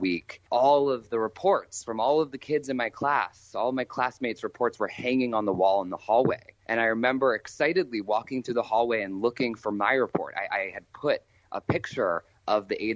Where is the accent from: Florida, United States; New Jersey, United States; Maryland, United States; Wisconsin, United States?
Maryland, United States; also born or lived in Washington, D.C.; I was born, in Washington, D.C., and grew up in Maryland